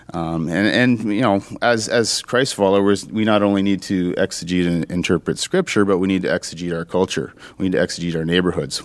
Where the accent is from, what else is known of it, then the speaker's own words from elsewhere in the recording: Sudbury, Ontario, Canada; this is my hometown. I grew up here